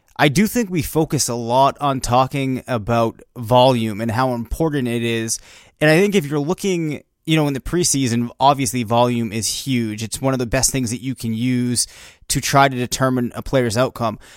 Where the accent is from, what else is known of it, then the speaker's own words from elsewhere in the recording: Bedford, New Hampshire, United States; We're from Bedford, New Hampshire